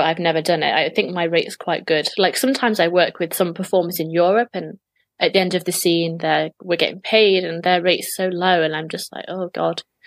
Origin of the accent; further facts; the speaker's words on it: England, United Kingdom; being English